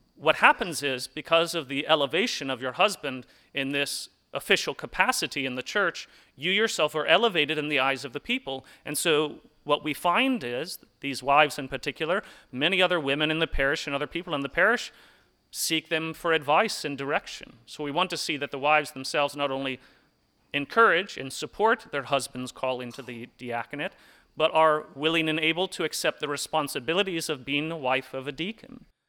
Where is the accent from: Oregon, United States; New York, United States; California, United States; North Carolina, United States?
North Carolina, United States; Hickory; I remember growing up in Hickory at St. Aloysius